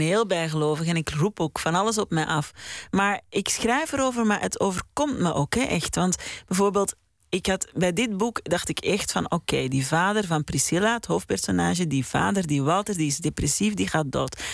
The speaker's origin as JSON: {"language": "Dutch", "town": "Mortsel", "region": "Flanders", "country": "Belgium", "tie": "born or raised there", "said": "in Mortsel, in de Oude God, waar ik ben opgegroeid"}